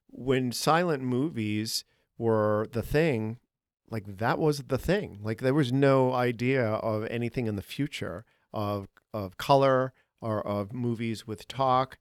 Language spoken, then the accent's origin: English; Boston, Massachusetts, United States; moved away as an adult; now in Chicago, United States; I'm from Boston.